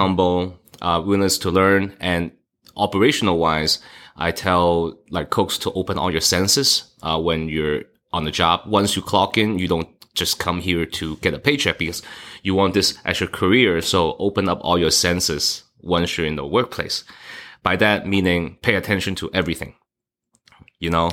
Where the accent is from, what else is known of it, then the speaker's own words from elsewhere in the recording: Hong Kong; now in Las Vegas, United States; I was born in Hong Kong